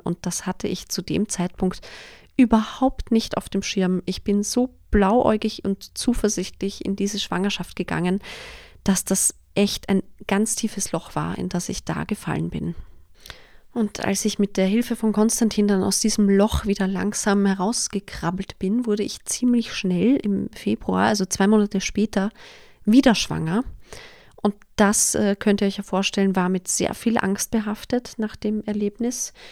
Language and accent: German; Vienna, Austria; Ich komme aus Wien, wie sich wahrscheinlich nicht überhören lässt, und ich lebe auch mit meinem Mann in Wien.